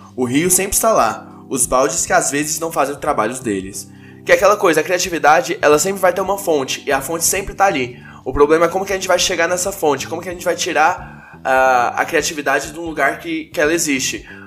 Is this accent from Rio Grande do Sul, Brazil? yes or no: no; Goiânia, Goiás, Brazil; eu sou de Goiânia